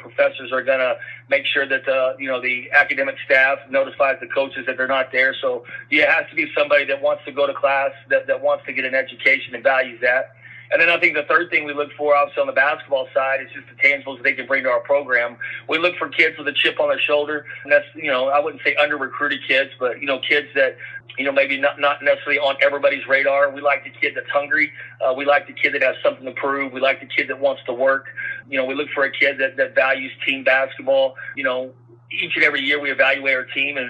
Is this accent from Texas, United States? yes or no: yes; West Texas, United States; I grew up here in West Texas.